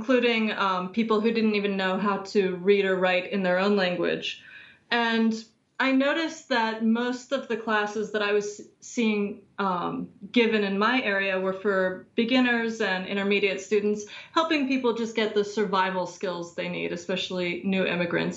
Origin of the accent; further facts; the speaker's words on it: Virginia, United States; also born or lived in Washington, D.C.; I'm from Virginia in the United States. Grew up about an hour outside of D.C.